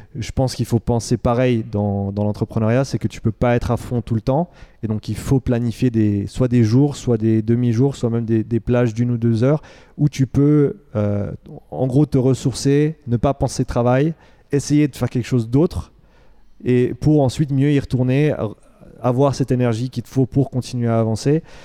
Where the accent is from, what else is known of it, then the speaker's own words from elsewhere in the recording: Romandy, Switzerland; moved away as an adult; also born or lived in Vancouver, Canada; j'ai grandi ici euh, en Suisse.